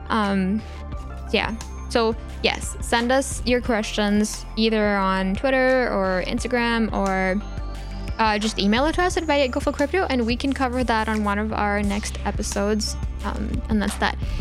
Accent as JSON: {"language": "English", "country": "India", "tie": "born or raised there", "moved": "yes", "said": "I grew up in India"}